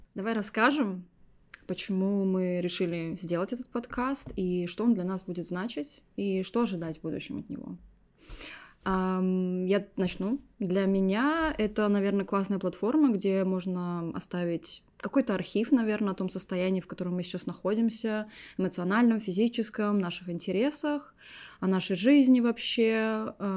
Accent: Estonia; moved away as an adult; also born or lived in Amsterdam, Netherlands; now in London, United Kingdom; Я родилась в Эстонии, ну, в маленьком городке. Переехала в Лондон уже здесь 12 лет.

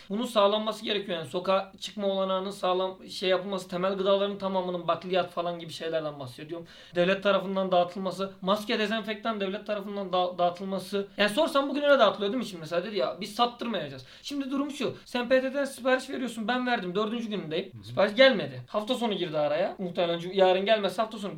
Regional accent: Aydın, Turkey; ben Aydınlıyım

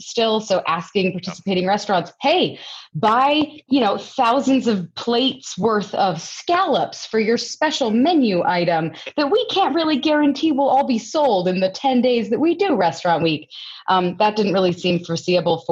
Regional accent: Longmont, Colorado, United States; I was actually born and raised in Longmont

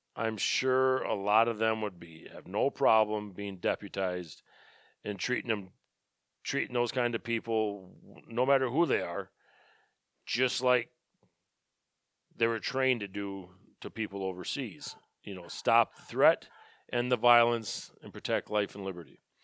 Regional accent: Birchwood, Wisconsin, United States; I'm from Birchwood.

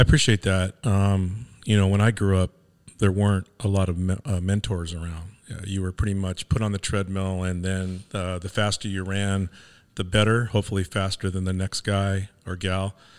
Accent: Los Angeles, California, United States; moved away as an adult; I grew up in Venice, California

